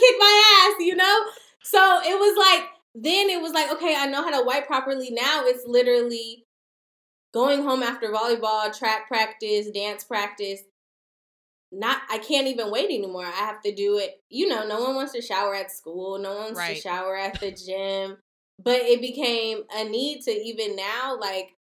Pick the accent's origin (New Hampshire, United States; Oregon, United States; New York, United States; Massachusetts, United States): Oregon, United States; Portland; now in Los Angeles, United States; I'm originally from Portland, Oregon